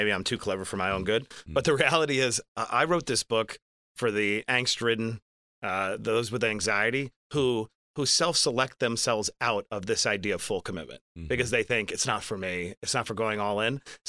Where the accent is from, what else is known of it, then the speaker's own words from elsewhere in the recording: Queens, New York, United States; I grew up in Queens, New York, and really tough circumstances, abject poverty.